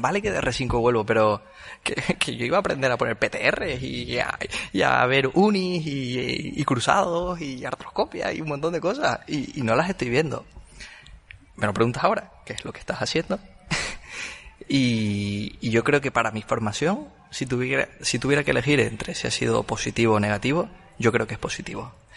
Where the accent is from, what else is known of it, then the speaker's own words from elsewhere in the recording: Tenerife, Canary Islands, Spain; moved away; yo soy de Tenerife, entonces tengo muchos amigos ahí